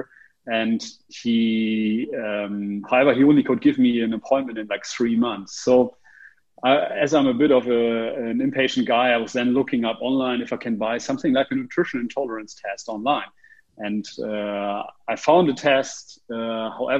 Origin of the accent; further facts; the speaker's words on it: Oldenburg or Cloppenburg, Lower Saxony, Germany; English is a second language; also born or lived in Australia; now in Berlin, Germany; I grew up in Oldenburg or Kloppenburg, which is a small town in the north of Germany.